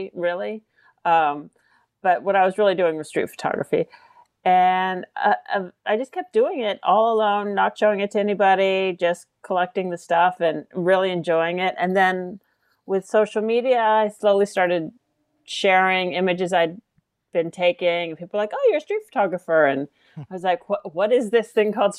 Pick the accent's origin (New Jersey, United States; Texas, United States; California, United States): California, United States; I grew up in California, and so I'm kind of just, there's a little bit of a progressive hippie in my DNA